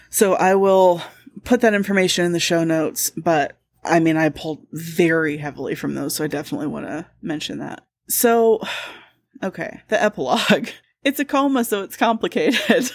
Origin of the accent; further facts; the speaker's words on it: Indiana, United States; I'm from Indiana